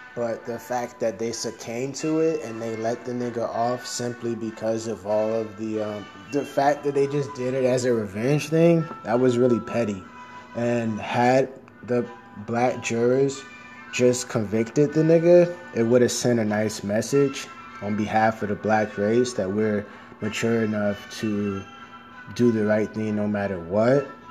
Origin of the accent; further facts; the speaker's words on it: Miami, Florida, United States; I'm from Miami, so the first friends I had, they were of all different races